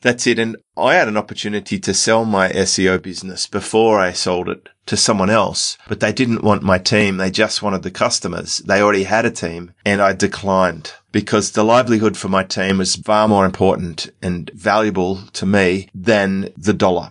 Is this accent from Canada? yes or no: no; Australia; because we're Australian, we get this Medicare card